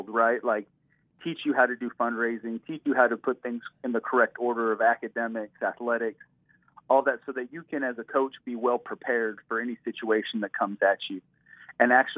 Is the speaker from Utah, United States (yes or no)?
yes; Utah, United States; he's from Utah and I'm from Utah